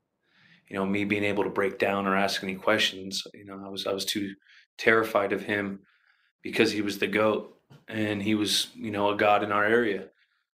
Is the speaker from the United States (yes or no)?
yes; Redwood City, California, United States; growing up in Redwood City, they had Edgewood Park